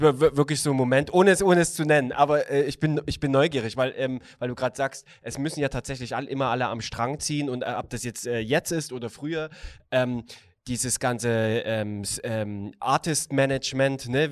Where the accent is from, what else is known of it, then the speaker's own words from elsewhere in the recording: Chemnitz, Saxony, Germany; aus der Stadt, wo ich geboren bin